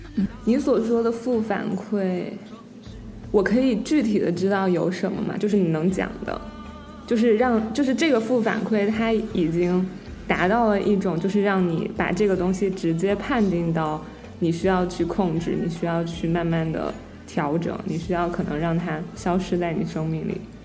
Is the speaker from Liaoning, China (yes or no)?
no; Wuhan, Hubei, China; moved away as an adult; now in United States; 我作为一个武汉人